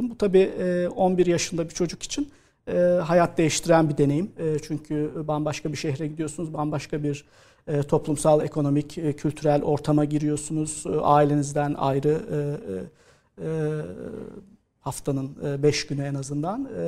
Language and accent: Turkish; İzmit, Kocaeli, Turkey; aslında ee, Anadolu Lisesi'ne e, İzmit'te doğup büyüdüğüm yerde Kocaeli Anadolu Lisesi'ne kazanabilirsem e, devam etmeyi planlıyordum.